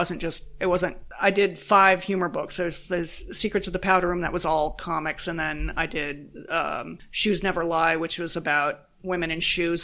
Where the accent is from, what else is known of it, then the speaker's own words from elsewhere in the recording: San Diego, California, United States; moved away as an adult; also born or lived in Oakland / New York City / Los Angeles; growing up in San Diego